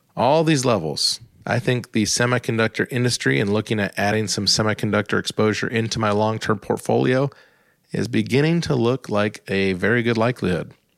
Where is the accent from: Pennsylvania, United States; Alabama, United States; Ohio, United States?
Ohio, United States; Columbus; my hometown of Columbus, Ohio.